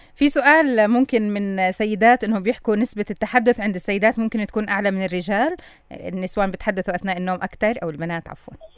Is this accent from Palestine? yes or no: yes; Palestine; عنا بكل فلسطين